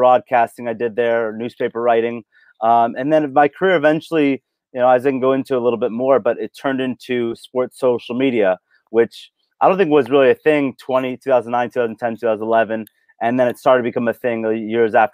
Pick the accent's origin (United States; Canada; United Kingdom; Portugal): United States; Los Angeles, California; also born or lived in Indiana; born and raised in Los Angeles